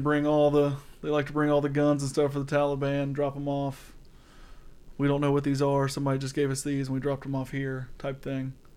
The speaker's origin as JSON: {"language": "English", "region": "Georgia", "country": "United States", "said": "I'm from Georgia"}